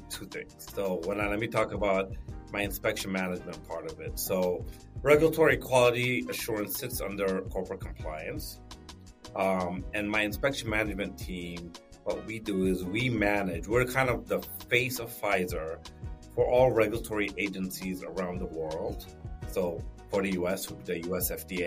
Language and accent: English; Ethiopia; I was born in Ethiopia